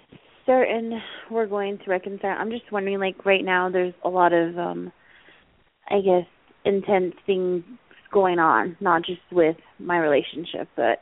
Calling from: Arizona, United States

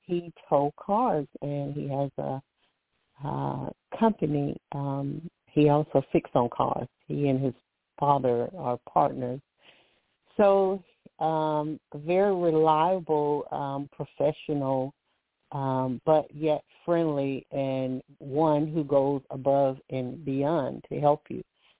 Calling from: Alabama, United States; I'm calling from Alabama.

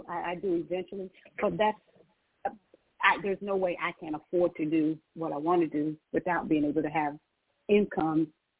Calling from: Georgia, United States; I'm calling from Georgia

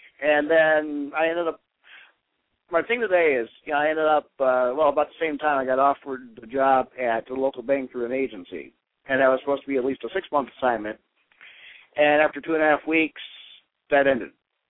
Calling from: Cleveland, Ohio, United States; … from Cleveland.

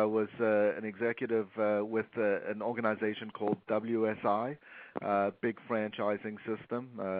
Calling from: Toronto, Ontario, Canada; I'm calling from Toronto, Canada.

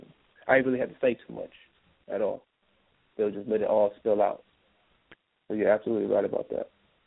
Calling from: Nevada, United States; And I'm calling from Nevada, man.

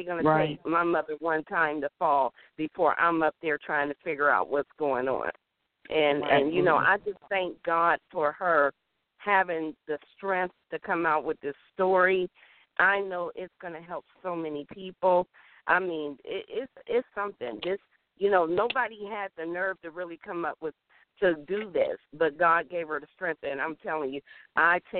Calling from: Winston-Salem, North Carolina, United States; I'm calling from Winston-Salem, North Carolina

